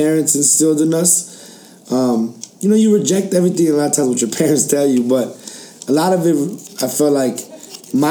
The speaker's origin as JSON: {"language": "English", "town": "Chicago", "region": "Illinois", "country": "United States", "tie": "born or raised there", "also_born_or_lived": "England / Chile", "said": "we also have that identity of growing up in the 90s in Chicago"}